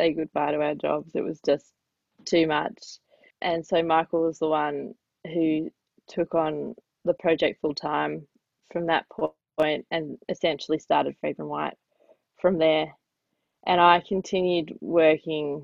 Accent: Australia; I'm Jewish Australian

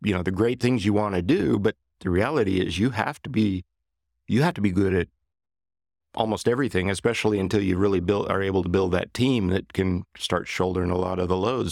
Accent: Johnson City, Kansas, United States; moved away as an adult; now in Wichita, United States; I had been introduced to composites in a small aircraft mod shop that I worked at in my hometown of Johnson City, Kansas

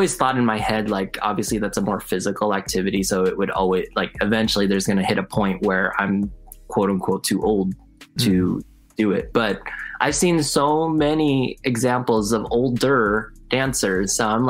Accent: California, United States; I was raised obviously in California

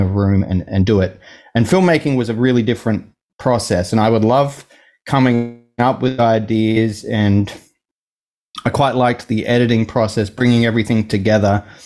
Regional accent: Gosford, New South Wales, Australia; now in Sydney, Australia; I was born like an hour and a half north of here. um, in a, a town called Gosford.

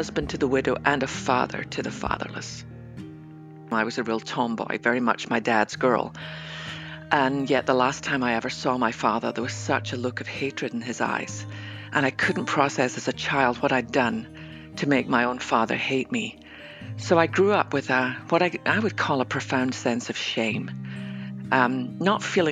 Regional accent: west coast of Scotland, United Kingdom; now in Dallas, United States; I might live in Dallas, Texas, but I was born on the west coast of Scotland

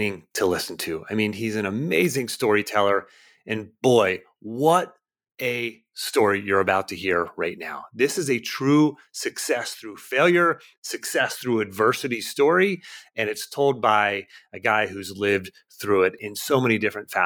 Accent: north of Pittsburgh, Pennsylvania, United States; I grew up north of Pittsburgh. I'm a country boy. I grew up on about 10 acres of land, but I always do tell people I grew up in Pittsburgh, but it was about a half an hour north of Pittsburgh

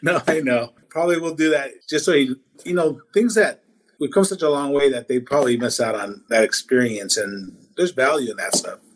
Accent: Washington, United States; also born or lived in Tabasco, Mexico / Los Angeles, California; I was in Los Angeles till about ten, and then I've been in Washington ever since then. So yeah, I grew up in Washington.

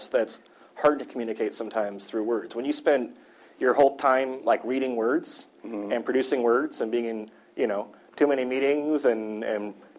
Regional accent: Midwest, United States; I'm from the Midwest

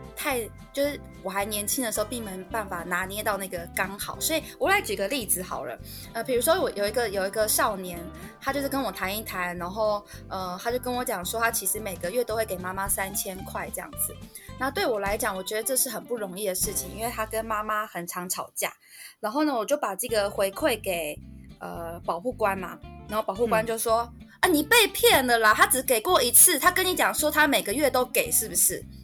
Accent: Keelung, Taiwan; 我那时候是基隆人，然后我去了士林地方法院

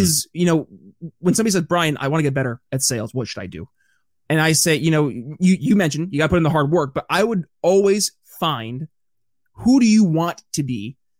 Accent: upstate New York, United States; moved away; I'm from upstate New York originally

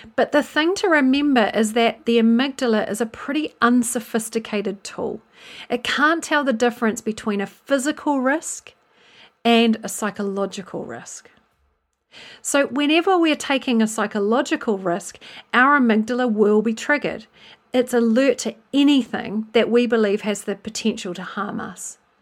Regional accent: New Zealand; moved away as an adult; now in England, United Kingdom; I'm originally from New Zealand, which you may have picked up, and I've lived in England since two thousand and two

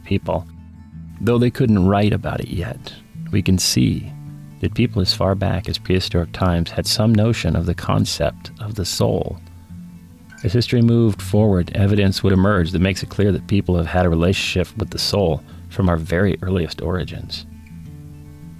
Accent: United States; I'm an American

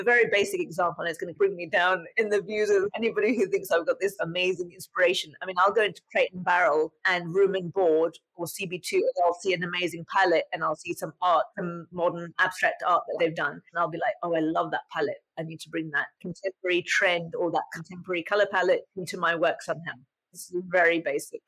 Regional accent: England, United Kingdom; moved away as an adult; also born or lived in London; now in United States; And in England at that time, there was such a movement towards the Muslim youth in England

